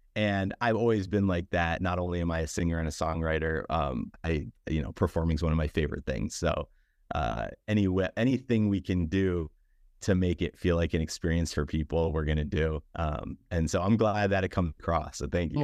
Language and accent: English; New York, United States; moved away as an adult; now in Los Angeles, United States; as a New Yorker